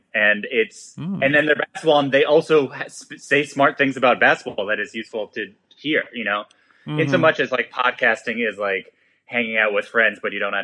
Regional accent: New York, United States; I'm from New York

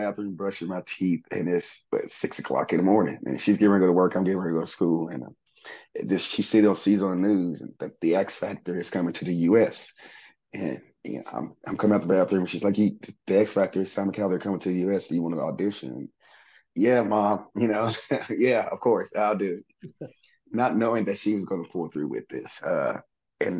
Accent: Southaven, Mississippi, United States; also born or lived in Memphis, Tennessee; I was born in Memphis, Tennessee, but raised in South Haven, Mississippi

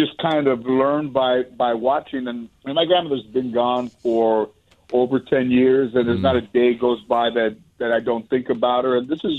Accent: Los Angeles, California, United States; growing up in Mission Hills or San Fernando, that kitchen wasn't very big.

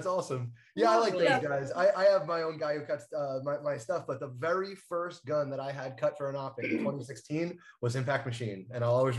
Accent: New Jersey, United States; because I'm from New Jersey

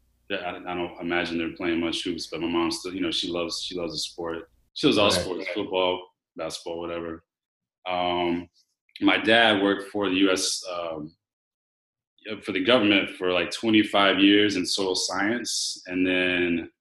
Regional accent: Raleigh, North Carolina, United States; moved away as an adult; also born or lived in Southwest Virginia; I grew up in Raleigh. Same house

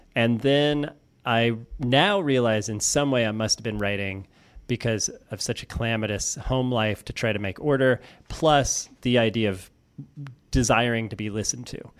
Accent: Florissant, Missouri, United States; I grew up in Florissant, Missouri, which is a suburb of Saint Louis.

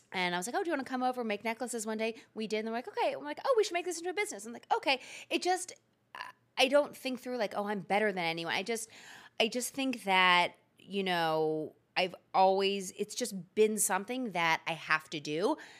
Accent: Philadelphia, Pennsylvania, United States; I'm born and raised in Philadelphia.

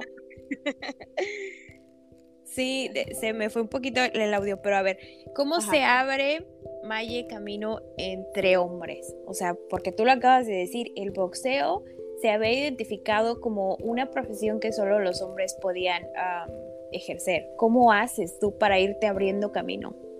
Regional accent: Ixmiquilpan, Hidalgo, Mexico; yo también soy de Ixmiquilpan

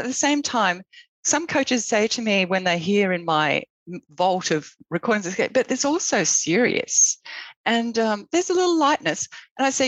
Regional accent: Australia; moved away as an adult; now in United States; I'm Australian

